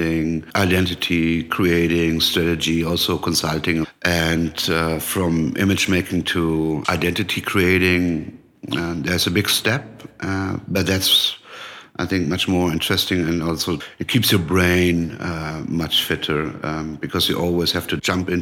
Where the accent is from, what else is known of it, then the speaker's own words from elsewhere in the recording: Frankfurt area, Hesse, Germany; moved away as an adult; also born or lived in Hanau; now in Berlin, Germany; I was born in Hanau. That's a small city next to Frankfurt. But I grew up in a smaller village where my father built a house. So I grew up most of the time, or I lived most of the time in my life in Frankfurt.